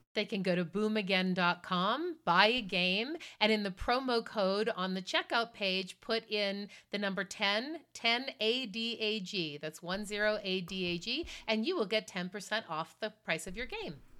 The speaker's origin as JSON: {"language": "English", "town": "Marblehead", "region": "Massachusetts", "country": "United States", "tie": "born or raised there", "said": "I grew up in Marblehead, Massachusetts"}